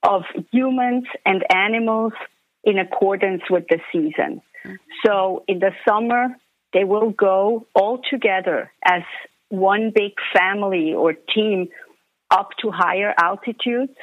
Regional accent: Switzerland; moved away; I am Swiss. Swiss at heart and always will be.

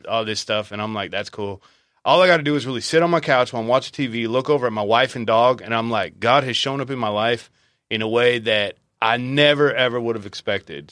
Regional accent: Visalia, California, United States; I was raised in Visalia

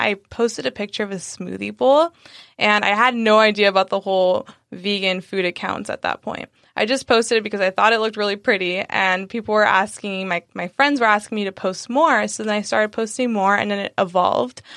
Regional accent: San Diego, California, United States; also born or lived in Sacramento; I'm from San Diego. Um, we, I was born here, born and raised

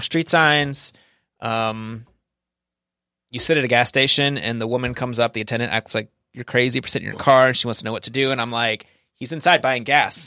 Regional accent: the American South, United States; I'm from the South, so about ten percent, um, Hispanic

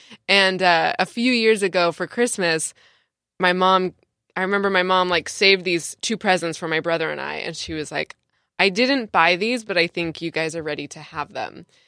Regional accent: San Diego, California, United States; I did, yeah. Oh, cool. I'm from San Diego

